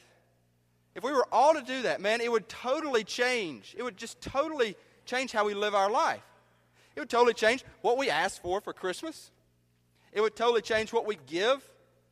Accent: New Albany, United States; moved away; my hometown of New Albany

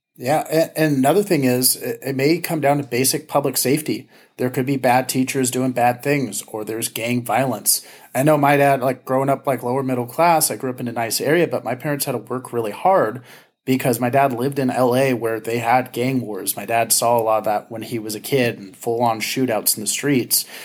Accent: Ventura County, California, United States; where I grew up in Ventura County, we had great schools

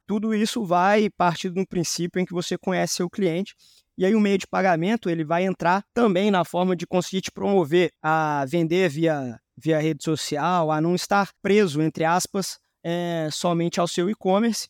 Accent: Belo Horizonte, Minas Gerais, Brazil; moved away as an adult; now in São Paulo, Brazil; eu sou mineiro de Belo Horizonte, mas resido em São Paulo há mais ou menos seis anos

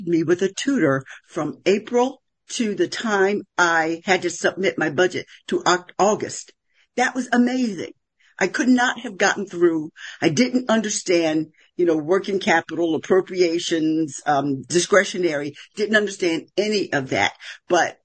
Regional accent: Philadelphia, Pennsylvania, United States; I'm from West Philadelphia

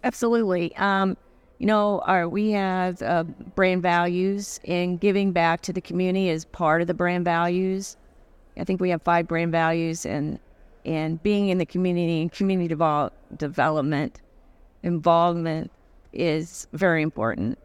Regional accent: Arkansas, United States; moved away as an adult; now in Connecticut, United States; I'm originally from Arkansas. So, uh, I was raised in Arkansas. I moved to Connecticut about twenty-five years ago

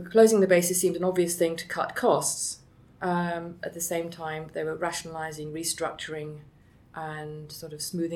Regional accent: near Andover, South East England, United Kingdom; I grew up actually near Andover, which is the town nearest Tidworth

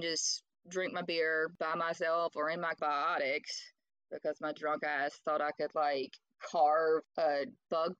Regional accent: Louisiana, United States; also born or lived in Jackson, Mississippi; I'm from Jackson, Mississippi, and I grew up in Louisiana

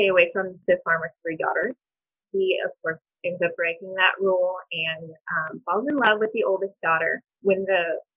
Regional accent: New Haven, Missouri, United States; moved away as an adult; also born or lived in South Carolina; now in Kansas City, United States; I grew up in the Berger River Bottoms on a farm. Went to New Haven High School

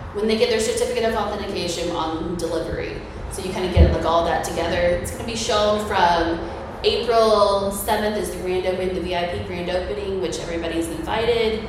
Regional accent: Ocala, Florida, United States; I was born and raised in Ocala. I'm actually like fifth generation Ocala.

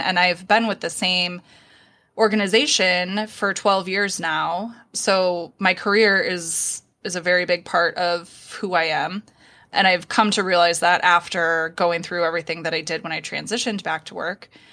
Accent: Minneapolis, Minnesota, United States; now in Iowa, United States; I'm originally from Minneapolis

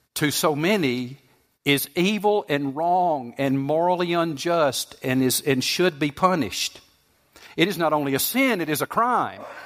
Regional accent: Southeast, United States; I grew up in the Southeast. We don't have much snow here.

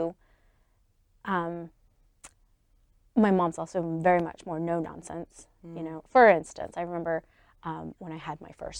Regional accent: Salt Lake City, Utah, United States; also born or lived in Memphis, Tennessee; they moved to Salt Lake here. And we've been here ever since

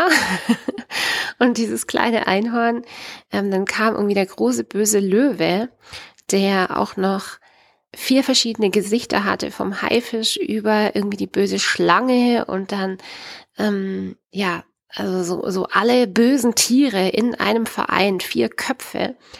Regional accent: Baden-Württemberg, Germany; bei uns in Baden-Württemberg

